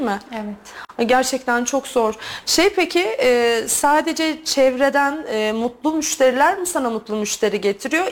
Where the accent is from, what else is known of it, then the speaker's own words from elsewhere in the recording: Turkey; Türk olduğumu